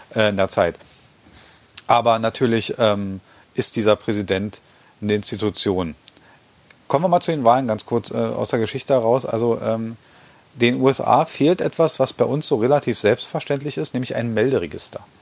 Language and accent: German; Germany; wir als Deutsche